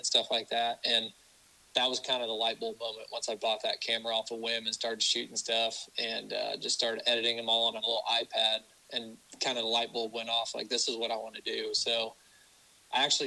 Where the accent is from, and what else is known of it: Ozark, Missouri, United States; born or raised there